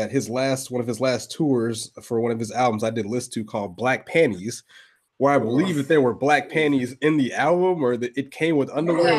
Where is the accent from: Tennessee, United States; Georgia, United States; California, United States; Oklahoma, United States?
Georgia, United States; Augusta; I am from Augusta, Georgia